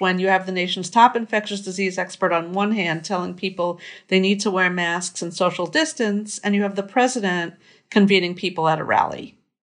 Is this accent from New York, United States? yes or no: yes; Merrick, New York, United States; moved away; my hometown, I grew up in Merrick, New York